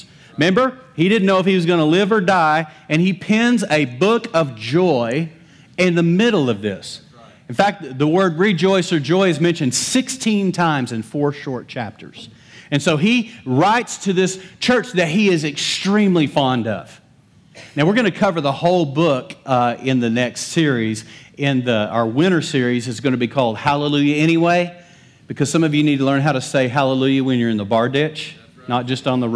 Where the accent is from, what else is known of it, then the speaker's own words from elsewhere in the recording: West Texas, United States; I'm from West Texas. I have permission to butcher the English language